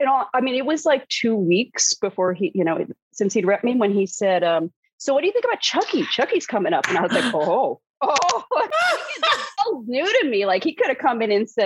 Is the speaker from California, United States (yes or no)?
no; New York City, New York, United States; moved away as an adult; now in Los Angeles, United States; I'm originally from New York City